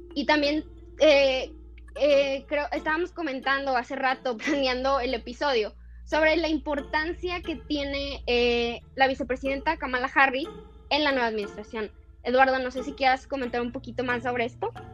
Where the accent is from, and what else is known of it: Mexico